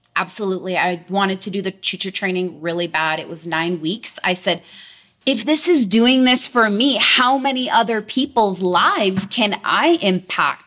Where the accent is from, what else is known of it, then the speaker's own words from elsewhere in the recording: Delta, British Columbia, Canada; actually born and raised in Delta, which is a very small place close to Vancouver, British Columbia